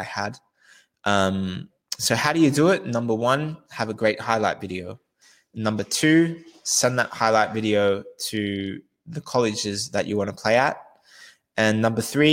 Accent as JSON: {"language": "English", "country": "Australia", "said": "I'm from Australia"}